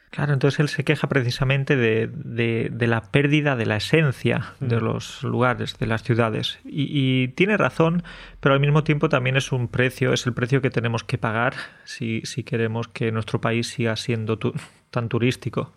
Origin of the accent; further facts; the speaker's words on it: Spain; now in Poland; nosotros que somos españoles estamos viviendo en el extranjero